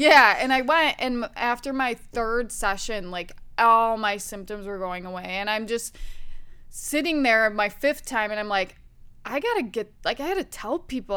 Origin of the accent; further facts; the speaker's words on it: Wisconsin, United States; I grew up in the Midwest, Wisconsin